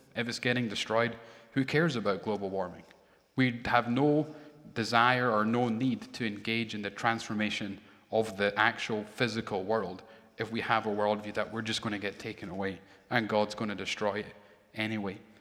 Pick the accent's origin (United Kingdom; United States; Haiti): United Kingdom; Edinburgh, Scotland; born or raised there; moved away